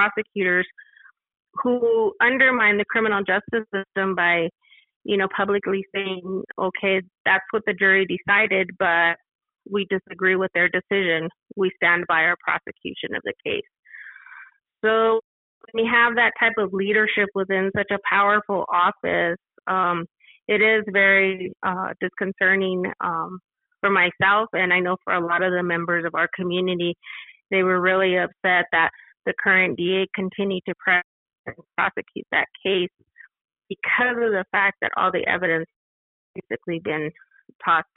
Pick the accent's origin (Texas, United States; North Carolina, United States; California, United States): Texas, United States; El Paso; I was born and raised in El Paso